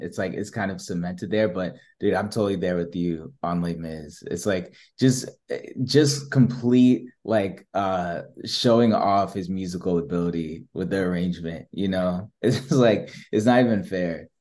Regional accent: New Jersey, United States; moved away; I'm from Jersey

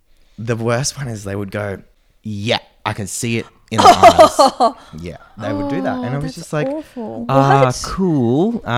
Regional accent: Sydney, New South Wales, Australia; oh, well, my mom is Japanese, but I was born in Sydney.

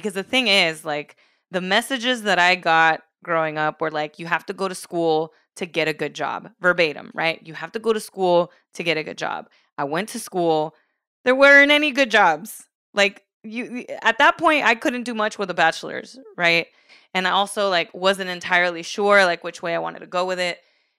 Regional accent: California, United States; I'm originally from the Bay Area. My family moved to SoCal.

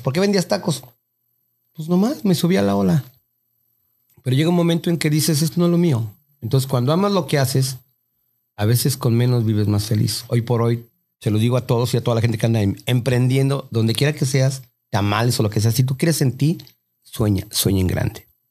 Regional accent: Mexico; moved away; Uno como mexicano

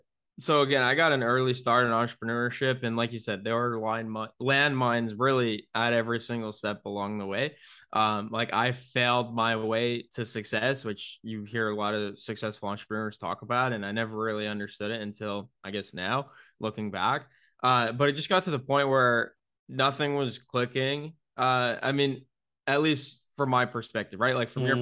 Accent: New York, United States; now in Tampa, United States; moving out of my childhood home in my hometown in upstate New York down to Tampa, Florida

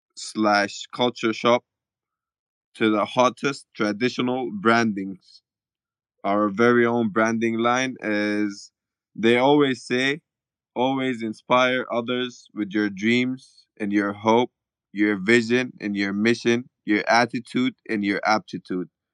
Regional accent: Khartoum, Sudan; I'm from Khartoum, Sudan. I'm born and raised.

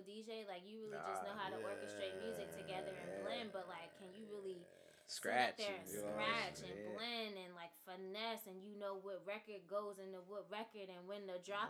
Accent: California, United States; moved away; growing up in California

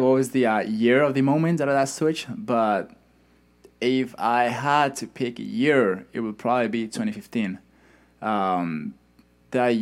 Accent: Madrid, Community of Madrid, Spain; first language Spanish; English is a second language; moved away as an adult; That's the city I'm from

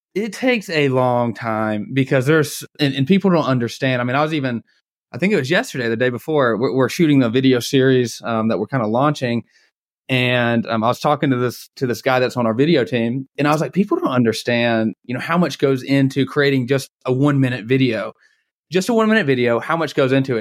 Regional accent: Atlanta, Georgia, United States; I'm from the Atlanta area

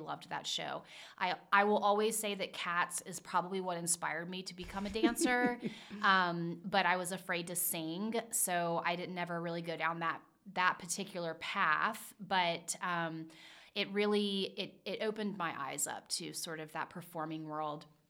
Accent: Charleston, South Carolina, United States; now in Cincinnati, United States; I grew up in Charleston, South Carolina

